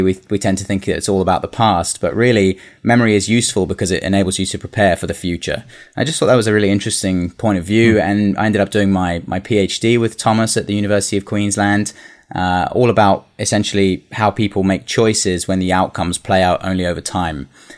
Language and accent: English; Singapore; also born or lived in London; So I'm originally from London. I don't know if you can tell from the accent, but I grew up in Singapore.